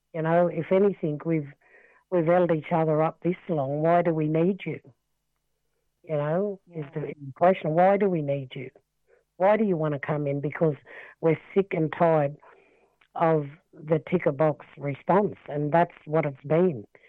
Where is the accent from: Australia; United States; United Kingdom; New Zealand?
Australia; Wilcannia, New South Wales; born and raised in Wilcannia. I'm a Barkindji descendant. Um, lived in Wilcannia all my life, grew up here.